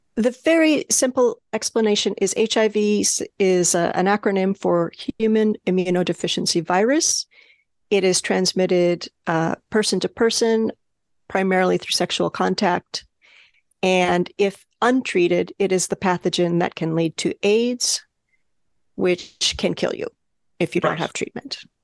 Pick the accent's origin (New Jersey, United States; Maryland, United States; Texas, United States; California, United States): California, United States; also born or lived in New Mexico; now in New York, United States; I was born in New Mexico, the state of New Mexico, and grew up in California